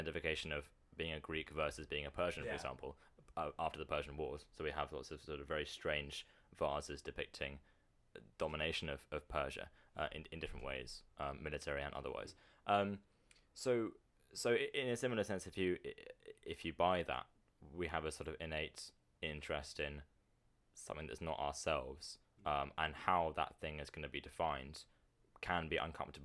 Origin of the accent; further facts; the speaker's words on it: United Kingdom; as a British person